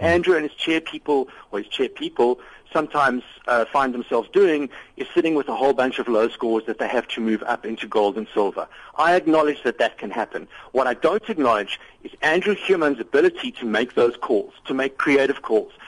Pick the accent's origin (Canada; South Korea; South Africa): South Africa; moved away